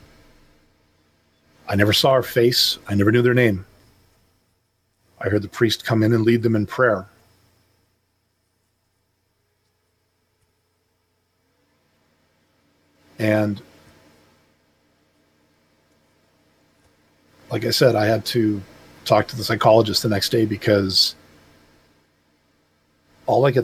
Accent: Canada; I'm from Canada

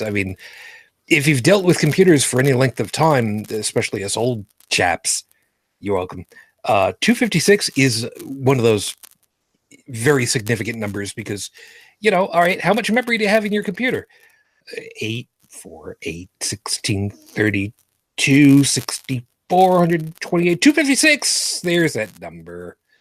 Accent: New York City, New York, United States; moved away; also born or lived in Long Island; I was born in Brooklyn, New York.

